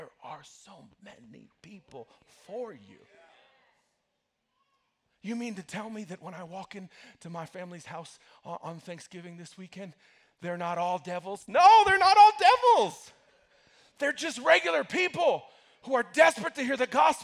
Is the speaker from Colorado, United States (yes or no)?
yes; Broomfield, Colorado, United States; I grew up in Broomfield, which is a little town just north of here